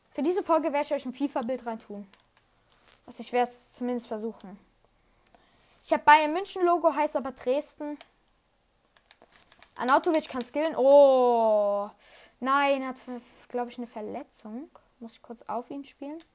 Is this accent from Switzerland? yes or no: yes; Switzerland; Einfach in der Schweiz sagt man Goalie und ich bin Schweizer.